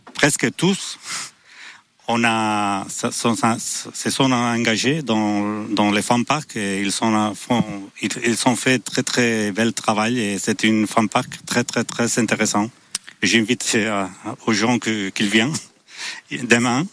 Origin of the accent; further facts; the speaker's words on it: San Sebastián, Basque Country, Spain; je suis de Saint-Sébastien